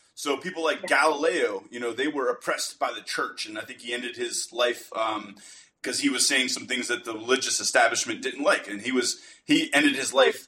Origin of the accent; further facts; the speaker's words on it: United States; being an American